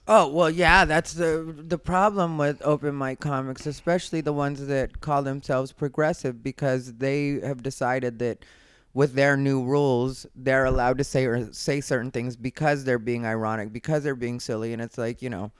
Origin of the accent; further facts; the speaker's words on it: Arizona, United States; now in Los Angeles, United States; I'm from Arizona